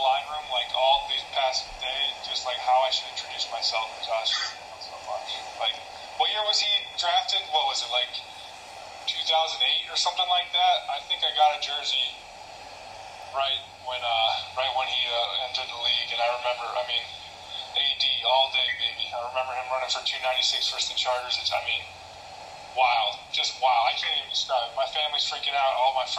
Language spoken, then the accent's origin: English; Minnesota, United States; moved away as an adult; now in Detroit, United States; I'm from Minnesota.